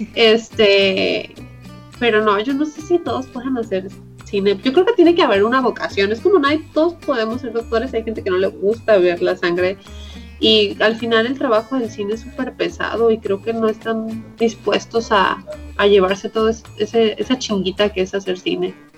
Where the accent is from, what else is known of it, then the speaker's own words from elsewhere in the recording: Puerto Vallarta, Jalisco, Mexico; Yo soy de Puerto Vallarta